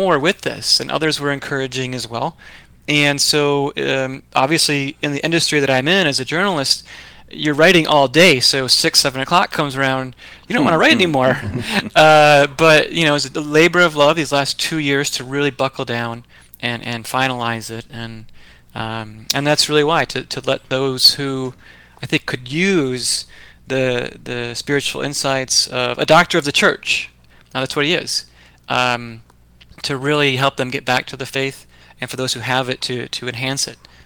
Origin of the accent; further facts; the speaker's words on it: Grand Rapids, Michigan, United States; also born or lived in Chicago, Illinois; I grew up in West Michigan. I'm from Grand Rapids, Michigan originally